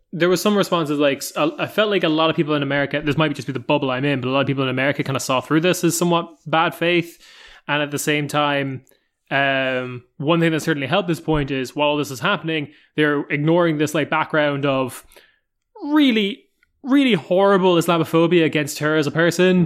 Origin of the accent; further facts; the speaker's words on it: Ireland; I come from Ireland